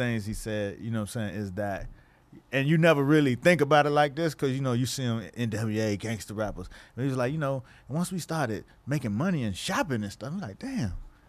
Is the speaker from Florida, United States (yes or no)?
yes; Miami, Florida, United States; I'm from Miami, right?